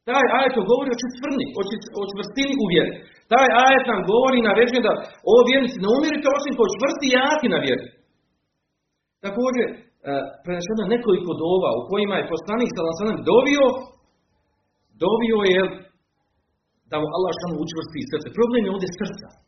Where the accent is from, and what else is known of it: Bosnia & Herzegovina